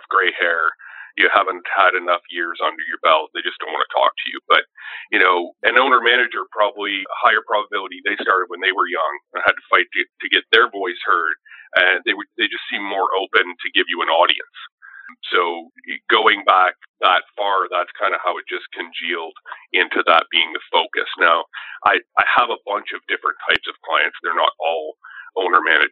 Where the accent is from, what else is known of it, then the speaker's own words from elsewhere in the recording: Sudbury, Ontario, Canada; moved away as an adult; also born or lived in Windsor; I grew up in Northern Ontario, just outside of Sudbury.